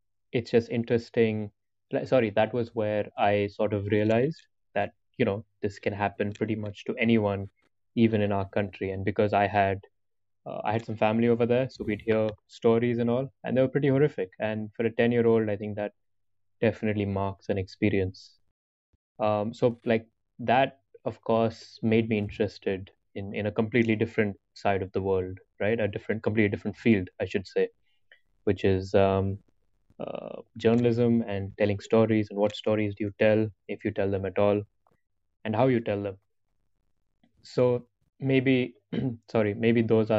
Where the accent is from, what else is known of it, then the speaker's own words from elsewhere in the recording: Hyderabad, Telangana, India; moved away as an adult; also born or lived in Canada; all my school and everything I grew up in Hyderabad, in India, so South India